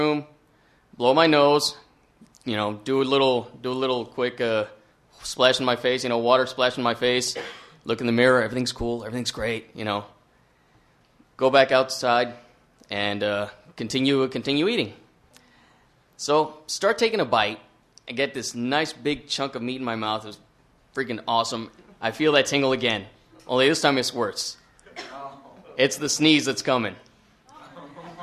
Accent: Texas, United States; everybody knows everybody in my hometown

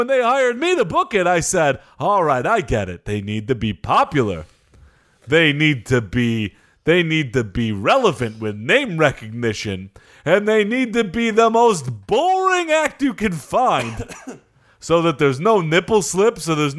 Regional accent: Chicago, Illinois, United States; I'm from Chicago, where I did the Super Bowl shuffle.

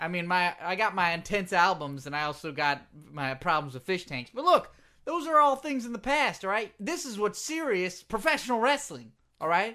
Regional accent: England, United Kingdom; accent: English; my English accent

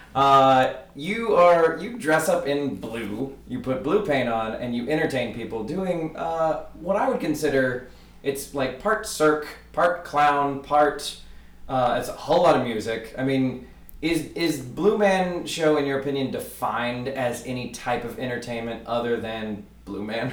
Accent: Fort Worth, Texas, United States; my hometown

